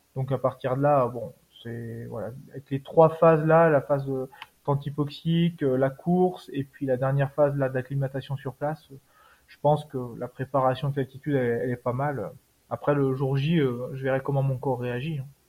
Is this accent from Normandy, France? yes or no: no; Savoie, Auvergne-Rhône-Alpes, France; now in Haute-Savoie, France; Je suis originaire de Savoie, juste un petit peu à côté